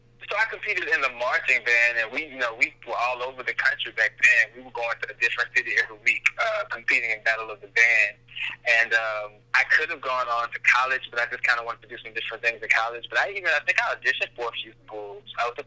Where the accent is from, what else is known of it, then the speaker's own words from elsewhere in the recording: Black Haven, Tennessee, United States; Tennessee. Proud. So proud. Black Haven.